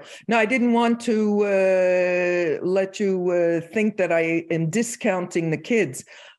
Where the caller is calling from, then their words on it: Phoenix, Arizona, United States; I'm in sunny Phoenix, Arizona.